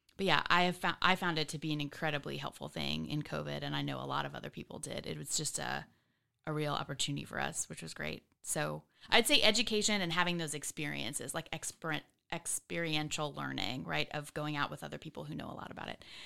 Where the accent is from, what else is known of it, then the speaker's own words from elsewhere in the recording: Katy, Texas, United States; now in Austin, United States; I was born in Houston.